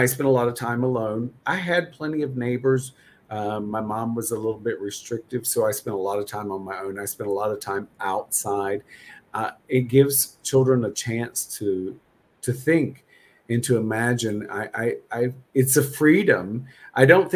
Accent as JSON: {"language": "English", "region": "North Carolina", "country": "United States", "tie": "born or raised there", "said": "I grew up in North Carolina."}